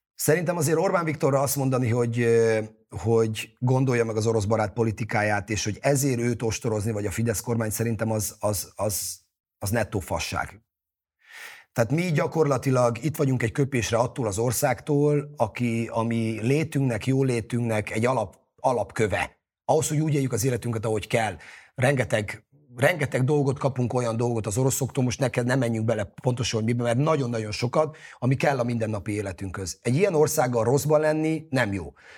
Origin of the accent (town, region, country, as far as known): Hungary